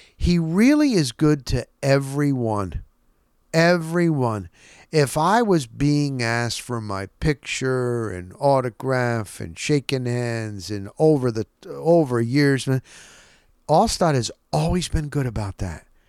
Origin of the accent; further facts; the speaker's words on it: New Jersey, United States; also born or lived in Scranton, Pennsylvania; I was born in Scranton, P A. We moved to Jersey when I was a year old